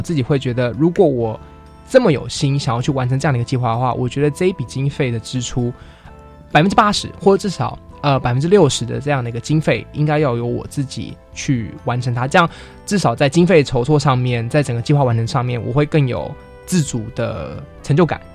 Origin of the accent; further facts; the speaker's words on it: southern Taiwan, Taiwan; 我们今天是在南部长大的孩子